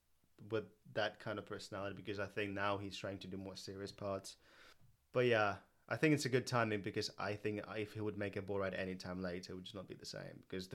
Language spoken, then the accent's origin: English; England, United Kingdom; Like, we're both from England. Like, we live in London